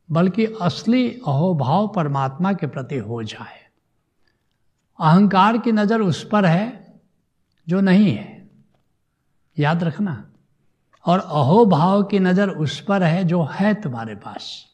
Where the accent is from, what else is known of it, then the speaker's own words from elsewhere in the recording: India; मैं भारत का रहने वाला हूँ